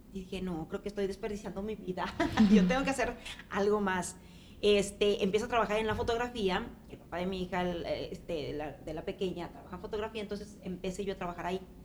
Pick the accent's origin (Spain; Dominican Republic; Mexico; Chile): Mexico; moved away as an adult; now in Nashville, United States; sí salía yo para, para México, eh, regresaba a ver a la familia